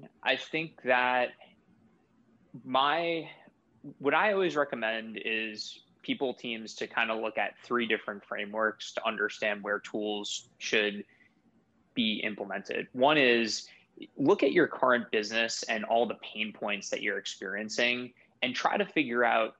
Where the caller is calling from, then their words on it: Boston, Massachusetts, United States; I'm calling in from my home office in Boston, Massachusetts.